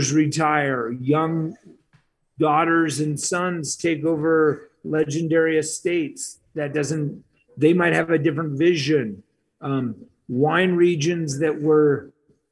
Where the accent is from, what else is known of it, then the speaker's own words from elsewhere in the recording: Scottsdale, Arizona, United States; moved away as an adult; also born or lived in Flagstaff / Aspen; I moved back to my hometown of Scottsdale